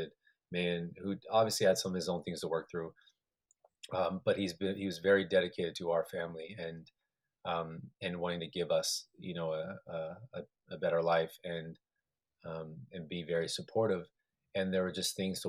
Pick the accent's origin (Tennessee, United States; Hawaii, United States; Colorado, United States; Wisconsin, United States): Colorado, United States; also born or lived in New Mexico; I was born in New Mexico, was there for a couple of years, then grew up in Colorado